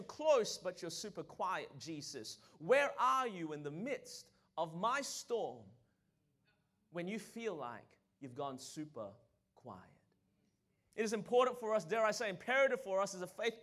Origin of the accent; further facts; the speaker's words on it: Australia; now in Anderson, United States; I was born in Australia. That's the reason my voice is this way